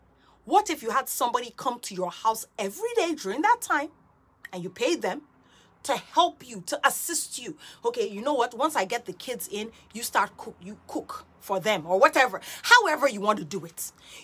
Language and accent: English; Nigeria; also born or lived in Guyana / United Kingdom; I am Nigerian. I'm Nigerian, Guyanese, born British, born transplant, third culture kid, whatever.